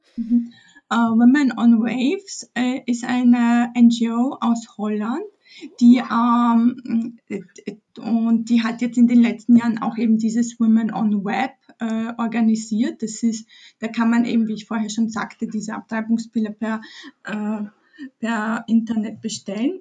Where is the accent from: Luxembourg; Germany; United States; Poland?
Poland; Chrzanów, Lesser Poland; moved away; ich stamme ursprünglich aus Polen. Ich bin in Polen geboren, in einer kleinen Stadt Chrzanów, 40.000 Einwohner, zwischen Krakau und Katowice im Süden